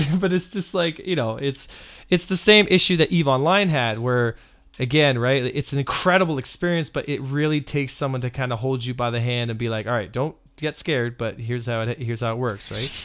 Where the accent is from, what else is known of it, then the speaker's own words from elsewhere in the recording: Canada; I'm Canadian